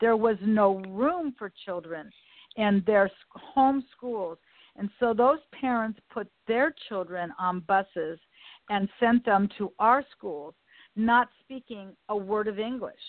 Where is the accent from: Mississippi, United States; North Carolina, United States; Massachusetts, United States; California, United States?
California, United States; Los Angeles; and I live in the community that I was raised in here in Westchester.